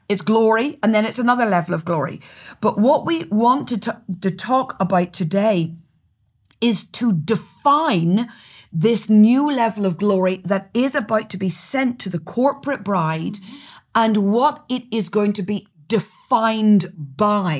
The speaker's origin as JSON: {"language": "English", "region": "Northern Ireland", "country": "United Kingdom", "accent": "Northern Irish", "said": "My accent is Northern Irish"}